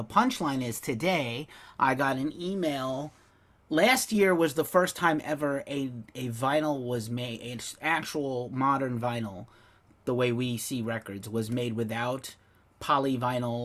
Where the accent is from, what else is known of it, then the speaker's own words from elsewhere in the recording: New York, United States; moved away; I'm from New York